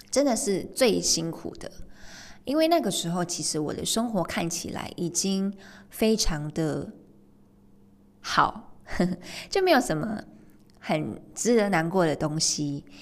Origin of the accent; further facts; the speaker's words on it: Malaysia; 我是在马来西亚长大，出生跟长大的嘛，马来西亚